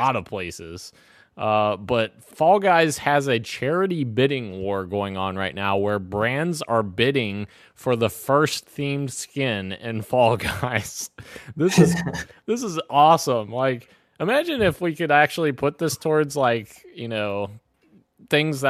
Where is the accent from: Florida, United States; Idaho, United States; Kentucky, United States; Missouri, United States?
Kentucky, United States; my home state, Roro, Kentucky